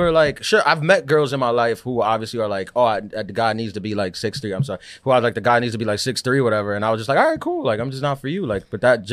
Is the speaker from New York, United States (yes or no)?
yes; New York, United States; I'm from New York.